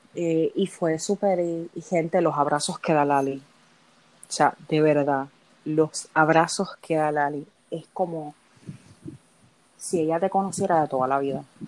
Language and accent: Spanish; Puerto Rico; yo que soy de Puerto Rico